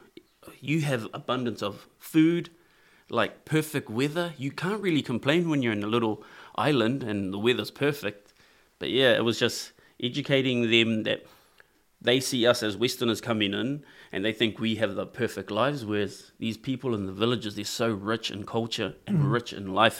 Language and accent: English; Auckland, New Zealand; also born or lived in Henderson; I grew up in New Zealand, in Rānui.